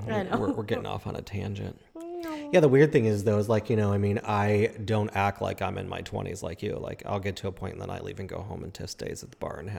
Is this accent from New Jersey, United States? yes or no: no; Chicago, Illinois, United States; moved away; I grew up in Chicago